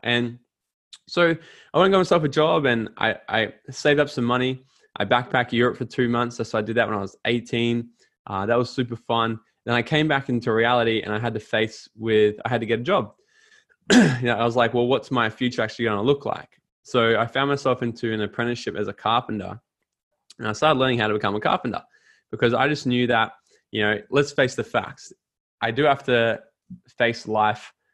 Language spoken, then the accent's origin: English; Gold Coast, Queensland, Australia; I went back down to the Gold Coast, my hometown